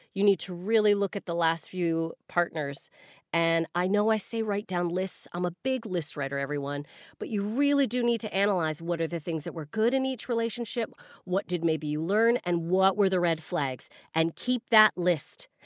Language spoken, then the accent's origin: English; Canada; As a Canadian